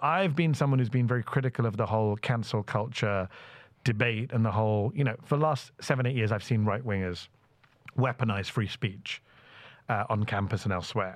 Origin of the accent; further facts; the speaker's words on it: United Kingdom; now in United States; as a British American brown Muslim lefty immigrant